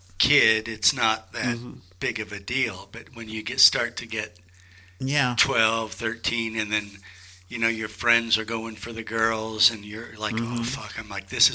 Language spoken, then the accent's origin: English; Des Moines, Iowa, United States; moved away as an adult; also born or lived in San Francisco; I was born in Des Moines, Iowa.